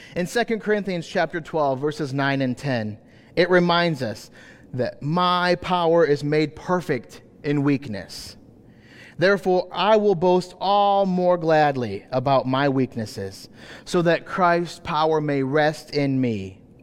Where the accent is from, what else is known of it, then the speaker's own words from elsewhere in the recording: Michigan, United States; growing up in Michigan